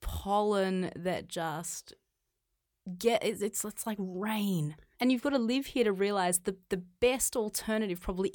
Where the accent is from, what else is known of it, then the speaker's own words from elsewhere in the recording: Australia; moved away as an adult; now in China; I grew up in Australia. I grew up on a farm